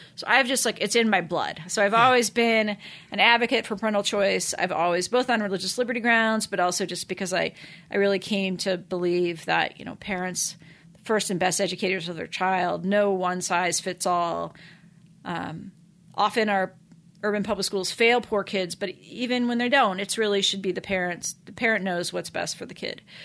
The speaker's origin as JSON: {"language": "English", "town": "Kansas City", "country": "United States", "tie": "born or raised there", "also_born_or_lived": "Washington, D.C.", "moved": "as an adult", "lives_now": "Notre Dame, United States", "said": "I grew up in Kansas City, uh, suburban Kansas City"}